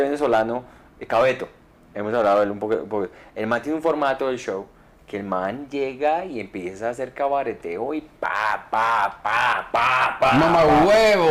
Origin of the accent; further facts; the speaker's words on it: Colombia; moved away; also born or lived in Miami; soy colombiano